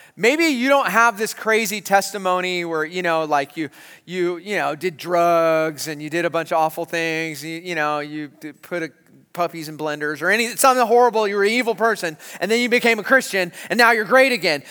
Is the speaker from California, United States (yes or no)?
yes; San Marcos, California, United States; when I was a kid growing up in San Marcos, California